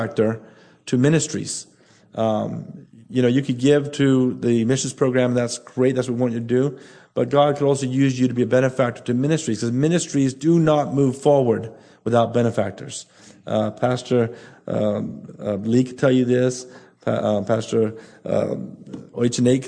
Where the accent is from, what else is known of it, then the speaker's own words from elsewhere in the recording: Bahamas; Nassau alone, 60% of our population is under 25